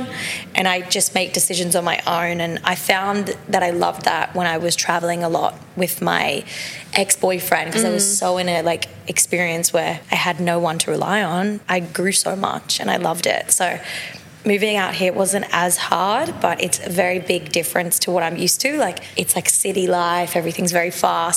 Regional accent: Sunshine Coast, Queensland, Australia; moved away as an adult; now in Los Angeles, United States; I'm from Sunshine Coast in Queensland.

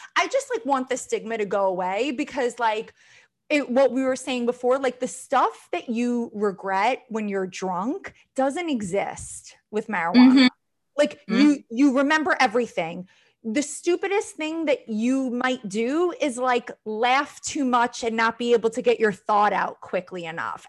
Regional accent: Long Island, New York, United States; I am from Long Island, but I was raised by a single mother.

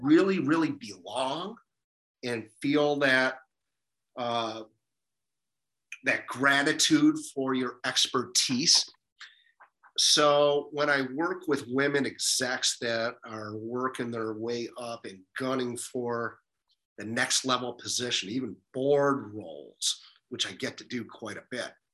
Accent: Detroit, Michigan, United States; moved away as an adult; also born or lived in San Diego; Growing up in Detroit

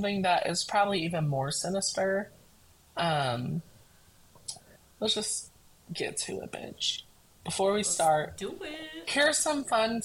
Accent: United States; We're American

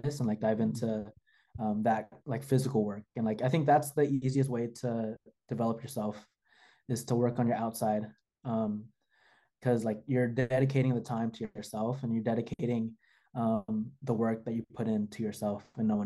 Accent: the Bay Area, California, United States; I'm from the Bay too

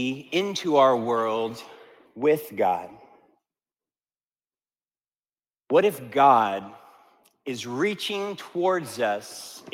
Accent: Italy; first language Italian; English is a second language; Spanish was a little bit easier for me because I grew up in Italy and I spoke Italian.

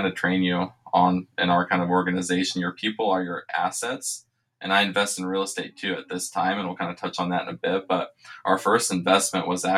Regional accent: Richmond, Indiana, United States; now in Las Vegas, United States; I live here in Las Vegas, born and raised in Richmond, Indiana

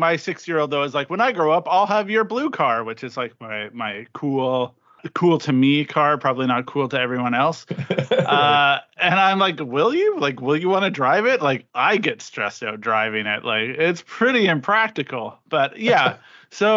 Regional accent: Regina, Saskatchewan, Canada; growing up in Regina, Saskatchewan

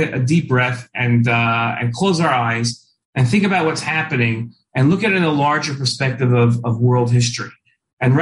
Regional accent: the New York area, United States; I grew up in the New York area

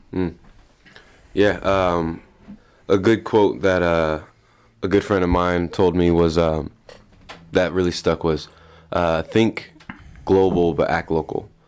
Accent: Des Moines, Iowa, United States; born and raised Des Moines.

